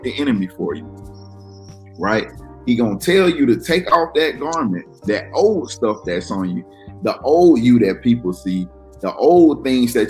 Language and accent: English; the South, United States; I'm from the South